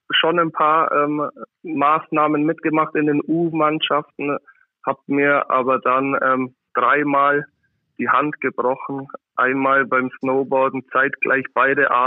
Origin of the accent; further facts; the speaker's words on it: Füssen, Bavaria, Germany; also born or lived in Munich; Genau, das ist richtig. Ähm, ich bin in München geboren, habe aber ansonsten mit der Stadt München gar nicht so viel am Hut